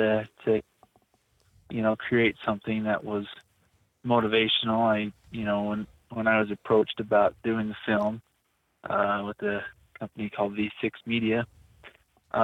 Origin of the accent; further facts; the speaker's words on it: Provo, Utah, United States; moved away as an adult; also born or lived in Rexburg, Idaho / Lake Powell; Born and raised in Provo, the bubble, Happy Valley.